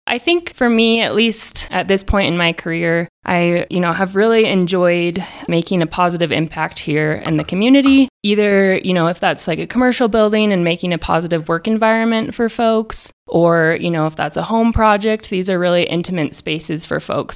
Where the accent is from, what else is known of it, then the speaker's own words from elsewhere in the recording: Idaho, United States; moved away as an adult; also born or lived in Colorado; now in Alamosa, United States; I was born in Colorado and raised in Idaho